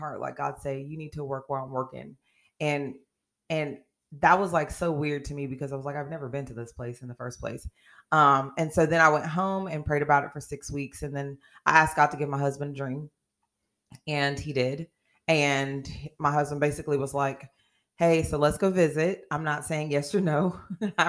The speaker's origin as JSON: {"language": "English", "town": "Oakland", "region": "California", "country": "United States", "tie": "born or raised there", "moved": "yes", "lives_now": "Chillicothe, United States", "said": "I'm born and raised in Oakland, California, and now residing here in Chillicothe, Ohio."}